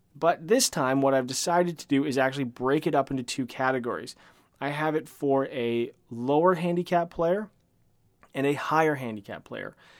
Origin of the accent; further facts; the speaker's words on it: Canada; I am a Canadian